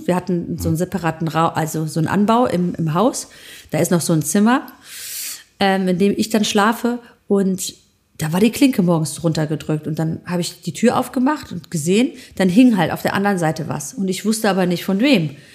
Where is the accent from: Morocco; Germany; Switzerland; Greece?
Greece; bei uns in Griechenland